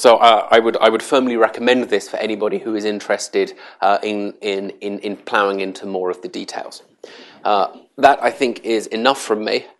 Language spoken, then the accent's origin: English; England, United Kingdom; now in Washington, D.C., United States; which, as you can probably tell from my accent, I'm from south of the border in England.